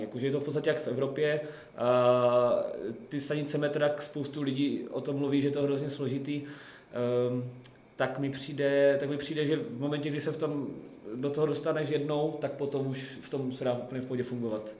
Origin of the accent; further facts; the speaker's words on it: Zlín, Zlín Region, Czechia; jsem ze Zlína, tak tady ve Zlíně trénu